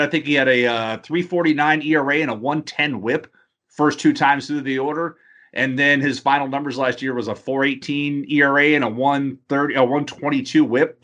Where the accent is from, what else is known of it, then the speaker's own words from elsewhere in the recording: Houston, Texas, United States; I grew up in Houston